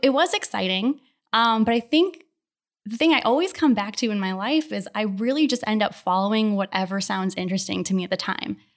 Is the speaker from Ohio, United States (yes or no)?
yes; Akron, Ohio, United States; now in Houston, United States; I grew up in Ohio, in the Akron area